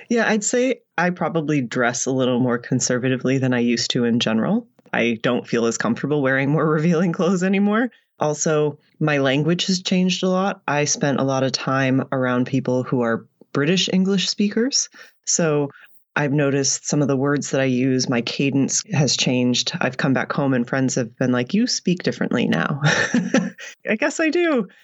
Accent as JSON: {"language": "English", "country": "United States", "also_born_or_lived": "United Arab Emirates / Oman", "moved": "as an adult", "lives_now": "Canada", "said": "I'm in Canada now and I'm American"}